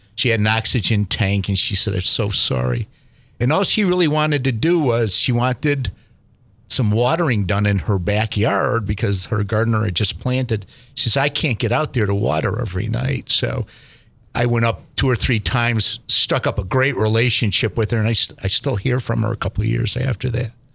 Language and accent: English; East Coast, United States; moved away; I'm from the East Coast